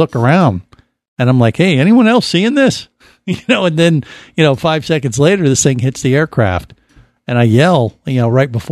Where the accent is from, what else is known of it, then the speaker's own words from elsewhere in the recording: Florida, United States; for a Florida boy